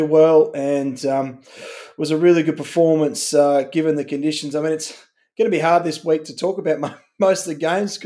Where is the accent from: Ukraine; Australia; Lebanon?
Australia; As an Australian